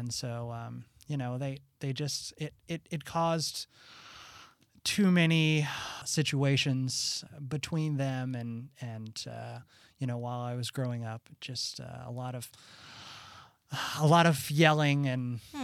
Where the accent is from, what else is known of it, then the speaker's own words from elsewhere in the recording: Illinois, United States; Southern Illinois.